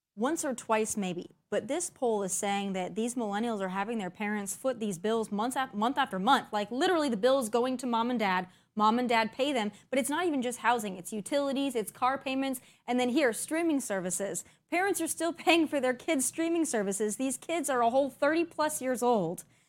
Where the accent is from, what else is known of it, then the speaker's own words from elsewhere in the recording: South Dakota, United States; I grew up in South Dakota